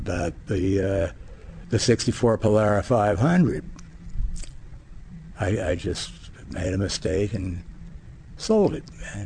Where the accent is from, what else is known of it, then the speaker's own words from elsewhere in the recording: United States; growing up in America